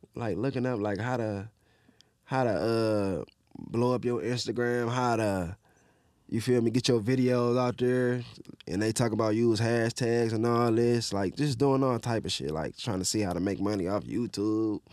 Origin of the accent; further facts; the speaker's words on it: Detroit, Michigan, United States; I grew up in Southwest